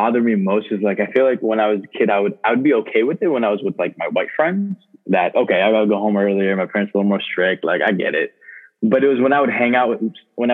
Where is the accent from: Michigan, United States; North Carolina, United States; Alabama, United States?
Michigan, United States; Canton; also born or lived in Ann Arbor, Michigan / Detroit, Michigan; we moved to Canton. So that's where I mostly grew up, was in Canton.